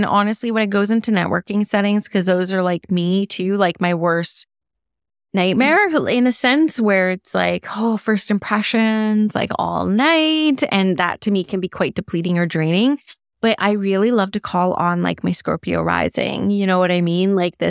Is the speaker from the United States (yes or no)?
no; Canada; I'm Canadian, so I should be able to say the French word Je Vois